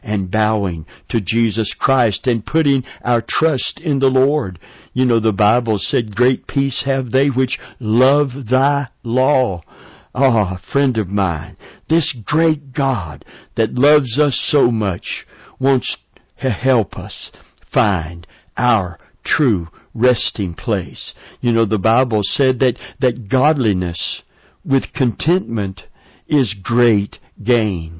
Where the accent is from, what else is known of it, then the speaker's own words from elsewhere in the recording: Middlesboro, Kentucky, United States; near where I was born in Middlesboro, Kentucky